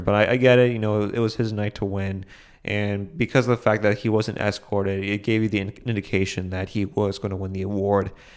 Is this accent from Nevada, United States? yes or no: no; Boston, Massachusetts, United States; which is a theater in Boston, my hometown